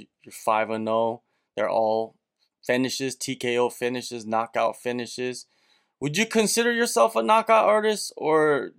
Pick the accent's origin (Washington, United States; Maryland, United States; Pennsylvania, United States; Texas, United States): Washington, United States; south of Seattle; Yeah, I grew up south of Seattle